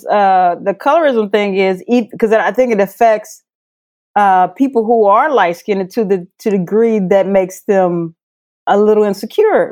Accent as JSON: {"language": "English", "region": "Missouri", "country": "United States", "tie": "born or raised there", "said": "I was raised in Missouri"}